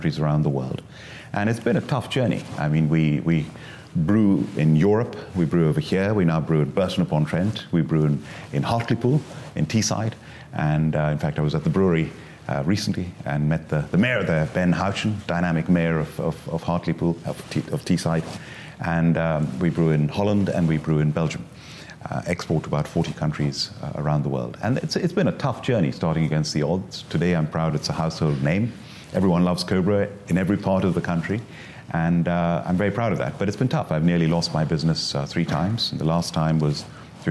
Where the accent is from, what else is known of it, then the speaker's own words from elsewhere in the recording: India; moved away as an adult; now in United Kingdom; I was born and brought up in India.